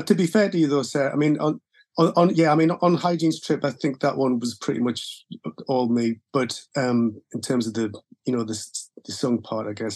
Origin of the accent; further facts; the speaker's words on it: Gateshead, North East England, United Kingdom; I had a pretty normal uh, life in Gateshead.